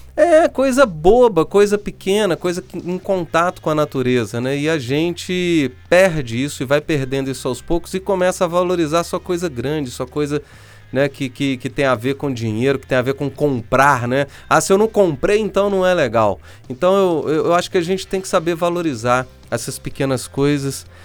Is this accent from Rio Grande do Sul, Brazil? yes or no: no; Minas Gerais, Brazil; E eu sou mineiro, tá? Então eu falo o trem ficou bom porque eu sou mineiro